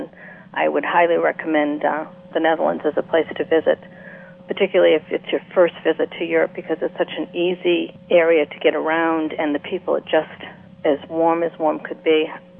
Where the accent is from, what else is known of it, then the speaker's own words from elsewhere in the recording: Northeast, United States; Well, I'm from the Northeast. We live off of maple syrup.